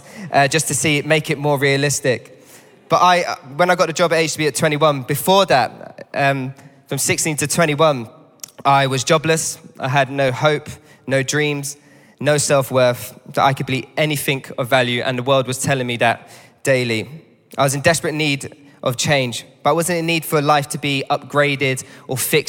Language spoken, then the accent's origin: English; London, United Kingdom; I grew up not far from here. I'm a local lad. I grew up down on the World's End estate